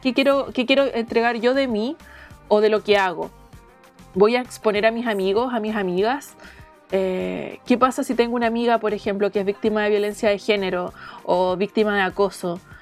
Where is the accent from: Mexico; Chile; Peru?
Chile; Talcahuano, Biobío; moved away as an adult; also born or lived in Calbuco / Arauco / Cabrero / Chillán; now in Santiago, Chile; Yo vivo en Santiago, aunque nací y viví en Talcahuano mucho tiempo y, en otras ciudades del sur de Chile, eh, Calbuco, Arauco. Eh, Cabrero, Chillán, entre otras